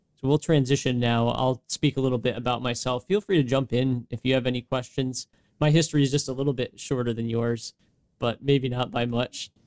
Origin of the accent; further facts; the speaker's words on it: West Greenwich, Rhode Island, United States; Myself growing up, being raised in West Greenwich, born in Rhode Island.